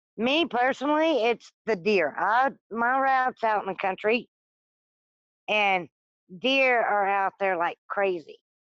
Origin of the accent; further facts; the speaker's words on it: Arkansas, United States; also born or lived in South Louisiana; now in Michigan, United States; I was born in South Louisiana and raised in Arkansas, and wound up in Michigan